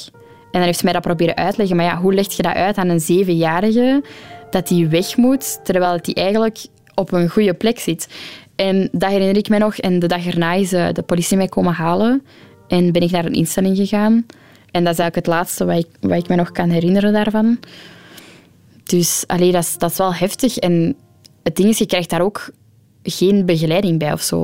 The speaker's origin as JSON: {"language": "Dutch", "town": "Ghent", "region": "Flanders", "country": "Belgium", "tie": "born or raised there", "also_born_or_lived": "Antwerp", "said": "ik ben geboren in Gent"}